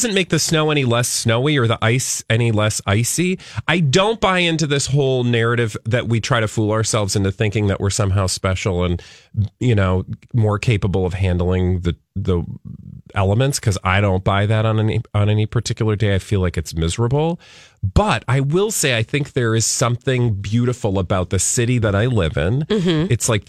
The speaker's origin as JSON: {"language": "English", "region": "the South", "country": "United States", "lives_now": "Minnesota, United States", "said": "I came from the South, and I know a lot of Minnesotans will do this thing"}